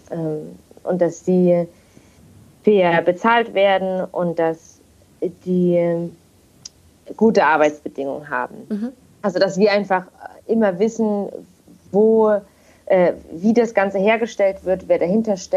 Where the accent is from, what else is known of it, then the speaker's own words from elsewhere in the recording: Leipzig, Saxony, Germany; moved away as an adult; now in Kiel, Germany; und ich wohne zurzeit in Kiel. Ich bin gebürtige Leipzigerin und bin fürs Studium damals vor vier Jahren hierher gezogen